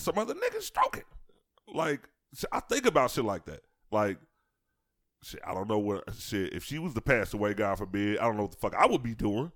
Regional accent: Chicago, Illinois, United States; growing up in Chicago

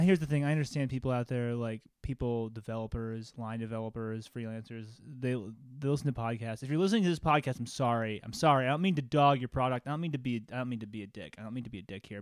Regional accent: Phoenix, Arizona, United States; moved away as an adult; also born or lived in Los Angeles; I'm back in my hometown of Phoenix

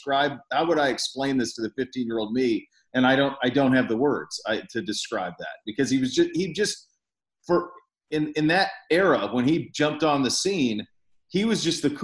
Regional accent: Montana, United States; now in Ohio, United States; I grew up in Montana, which is west of here.

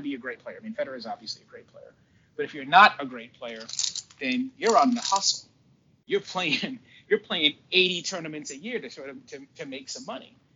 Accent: Cape Cod, Massachusetts, United States; also born or lived in Boston; If you grow up the way I grew up down like in Cape Cod when we left Boston, we moved down to the Cape

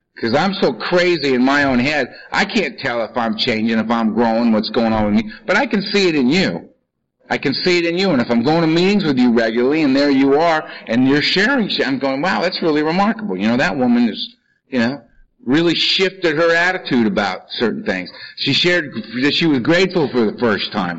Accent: Los Angeles, California, United States; I'm from Los Angeles

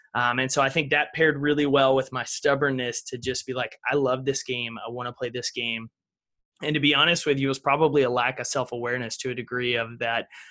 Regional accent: East Texas, United States; I grew up in East Texas, back in the piney woods, small town America.

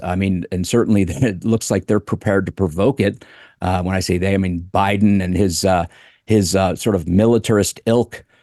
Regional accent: United States; as an American

